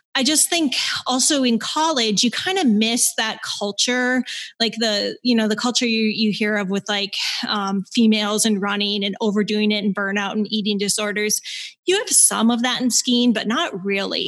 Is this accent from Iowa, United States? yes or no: no; Minnesota, United States; moved away as an adult; also born or lived in Michigan / Bozeman, Montana; Growing up in Minnesota